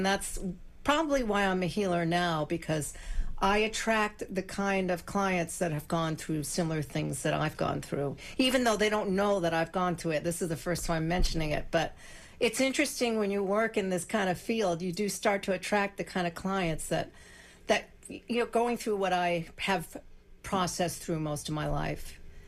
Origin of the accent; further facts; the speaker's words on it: Weston, Massachusetts, United States; also born or lived in New York City / New Jersey; we moved there when I was in second grade, and I was still considered the new kid, you know. And I grew up there. I graduated from high school there